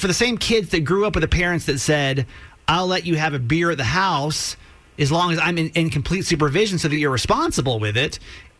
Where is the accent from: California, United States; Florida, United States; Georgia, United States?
Georgia, United States; I grew up in Georgia.